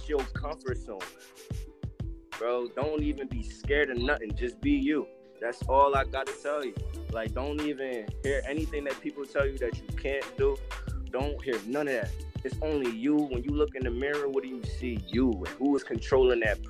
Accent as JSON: {"language": "English", "town": "Camden", "region": "New Jersey", "country": "United States", "moved": "yes", "lives_now": "Ramsey County", "said": "I'm from Camden, New Jersey. Currently reside in Ramsey County right now"}